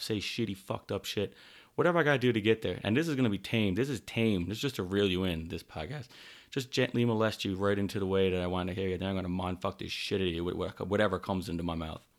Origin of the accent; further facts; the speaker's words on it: Newfoundland and Labrador, Canada; now in Calgary, Canada; I'm from Newfoundland, Canada, currently living in Calgary, Alberta